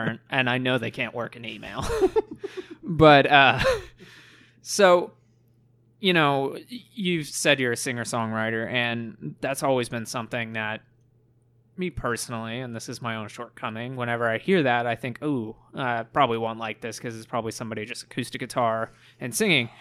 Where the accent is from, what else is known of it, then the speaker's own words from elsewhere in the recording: Plano, Texas, United States; I was raised in Plano.